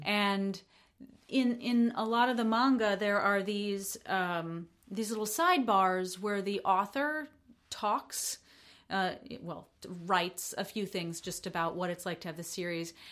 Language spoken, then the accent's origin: English; United States; as an American